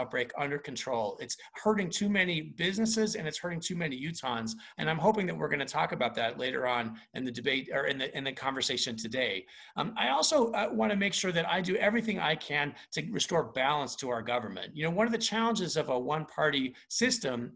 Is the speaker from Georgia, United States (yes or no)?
no; West Valley City, Utah, United States; I was raised by my single mom, who was disabled, and I grew up in West Valley City